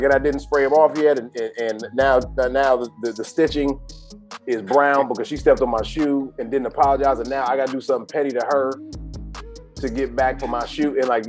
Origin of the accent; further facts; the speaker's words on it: Atlanta, Georgia, United States; also born or lived in Savannah / Miami / New Orleans / Dallas; now in Los Angeles, United States; then I'm from Atlanta, live in Savannah, Miami, New Orleans, Dallas, San Francisco, and now LA.